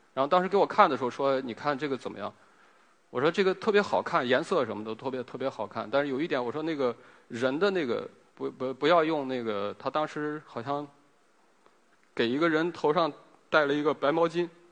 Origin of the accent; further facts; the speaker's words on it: Helan Mountains, Ningxia, China; 因为我在贺兰山长大嘛，贺兰山脚下长大